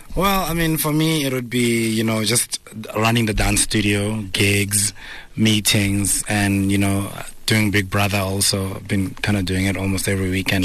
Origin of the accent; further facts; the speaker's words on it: Pretoria, Gauteng, South Africa; also born or lived in Soweto; I grew up in Pretoria, Soshanguve.